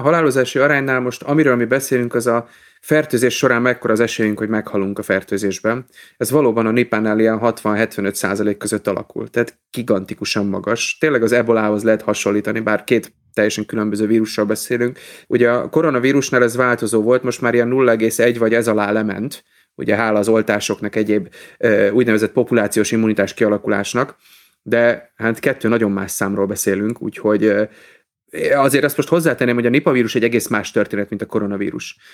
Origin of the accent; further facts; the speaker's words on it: Budapest, Hungary; moved away as an adult; now in Pécs, Hungary; én budapesti vagyok